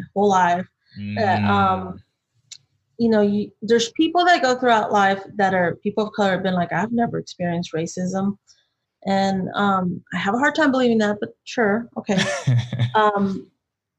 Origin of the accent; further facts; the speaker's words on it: Austin, Texas, United States; growing up in Texas, in Austin specifically